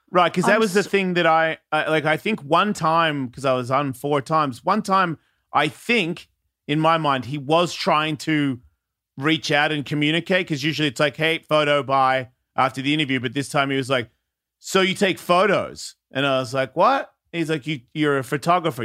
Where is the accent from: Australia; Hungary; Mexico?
Australia; moved away; I'm from Australia